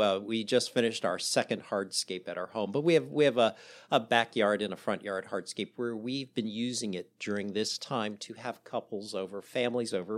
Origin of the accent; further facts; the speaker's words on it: the South, United States; I'm married to a Southern gal. We're from the South